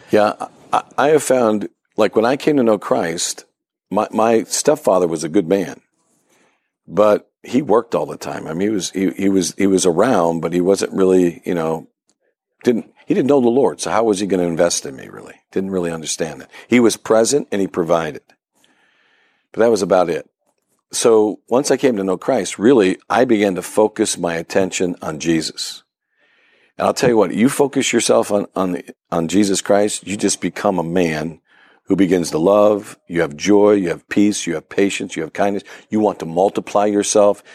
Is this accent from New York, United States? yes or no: yes; Ripley, New York, United States; moved away as an adult; now in Pittsburgh, United States; my hometown, believe it or not, Ripley, New York.